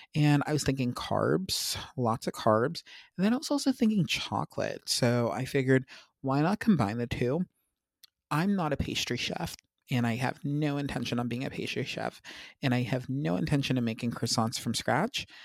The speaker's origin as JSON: {"language": "English", "country": "United States"}